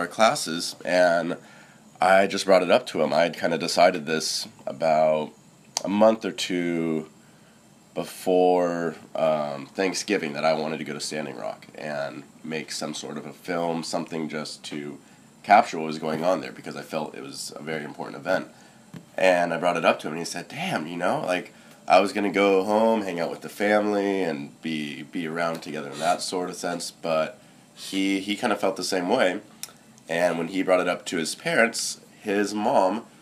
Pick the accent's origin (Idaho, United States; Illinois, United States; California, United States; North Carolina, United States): California, United States; Chico; I'm from Chico. Born and raised here